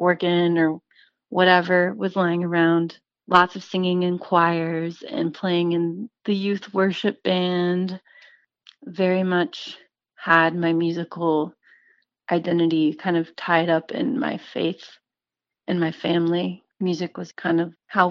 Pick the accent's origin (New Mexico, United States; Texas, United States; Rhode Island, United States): Texas, United States; Central; moved away as an adult; also born or lived in Kerrville, Texas / Austin, Texas; now in Nashville, United States; I'm from the Hill Country area. I grew up in Central Texas in a little town called Kerrville